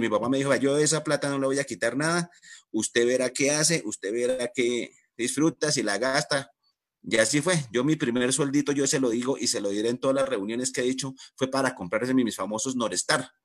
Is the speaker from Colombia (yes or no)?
yes; Duitama, Boyacá, Colombia; yo soy de Duitama, eh, yo soy de familia carrocera